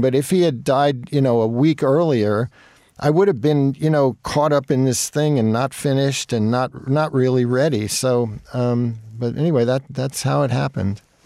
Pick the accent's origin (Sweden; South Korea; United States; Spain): United States; Jersey Shore, New Jersey; moved away as an adult; also born or lived in Brooklyn, New York / New York City; when I was three, we moved to the Jersey Shore